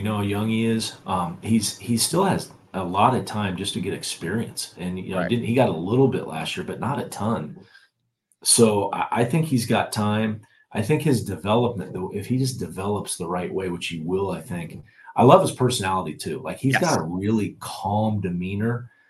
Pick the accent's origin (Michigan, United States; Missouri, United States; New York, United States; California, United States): Missouri, United States; Kansas City; I'm originally from Kansas City.